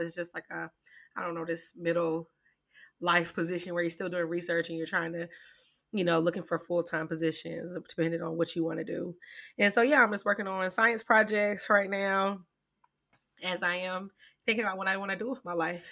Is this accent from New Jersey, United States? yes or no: no; Greenwood, South Carolina, United States; also born or lived in Philadelphia, Pennsylvania; we moved from there when I was about two years old to Greenwood, South Carolina. So I usually claim Greenwood